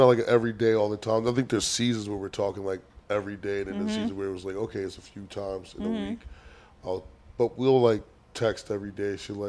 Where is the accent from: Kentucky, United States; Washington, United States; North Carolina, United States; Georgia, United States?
North Carolina, United States; now in New York, United States; I'm from North Carolina. I live in New York.